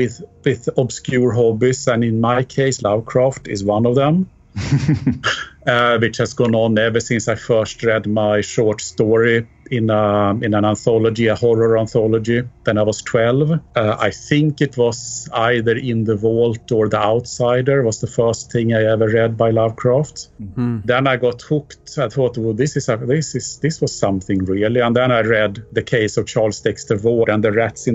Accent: Sweden; moved away as an adult; also born or lived in United Kingdom / Mexico / Alaska, United States; now in London, United Kingdom; I'm from Sweden, actually. I emigrated from there in 1995 to the UK

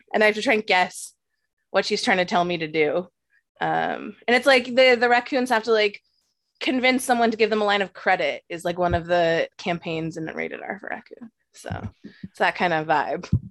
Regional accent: Canada; also born or lived in New York; as a Canadian

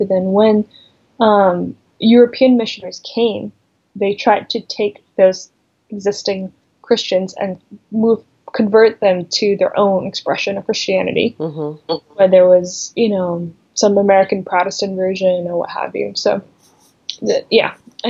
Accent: Malaysia; of rejecting, anything Chinese that was too superstitious or too, because I'm Chinese Malaysian.

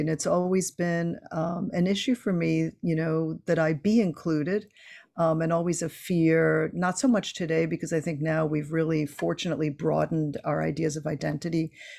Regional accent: New York, United States; also born or lived in Cuba; I grew up in New York, you know, as a Cuban immigrant, it was always so shocking to people when I would tell them that I was Cuban and I was Jewish.

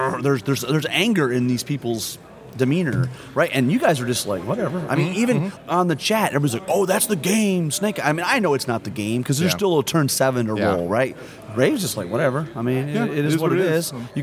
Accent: Canada; Right, we're Canadian, you just can't get enough of us.

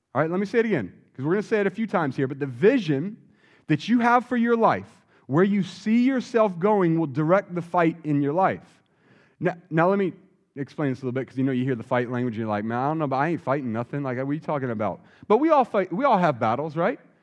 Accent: Wilmington, North Carolina, United States; now in San Jose, United States; I grew up in Wilmington, North Carolina, so coming to North Carolina is kinda like coming home

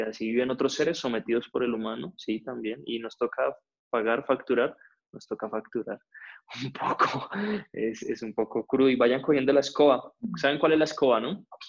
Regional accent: Cali, Valle del Cauca, Colombia; now in Bogotá, Colombia; nací en Cali

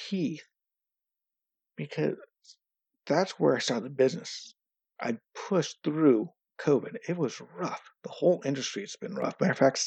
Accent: United States; now in Norway; I'm American

